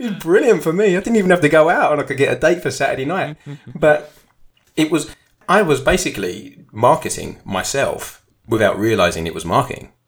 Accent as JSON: {"language": "English", "country": "United Kingdom", "said": "being a Brit"}